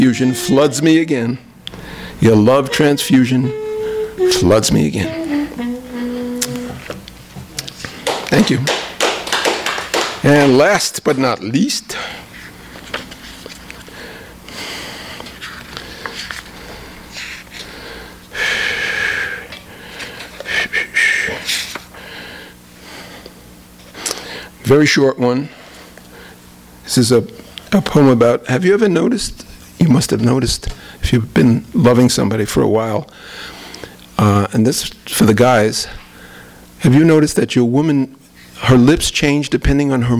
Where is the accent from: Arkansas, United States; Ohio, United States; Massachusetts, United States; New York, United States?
New York, United States; Brooklyn; also born or lived in San Diego; now in Los Angeles, United States; I'm from Brooklyn, but I moved to L.A.